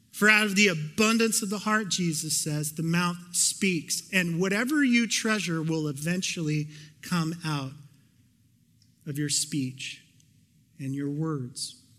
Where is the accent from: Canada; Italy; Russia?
Canada; I'm Canadian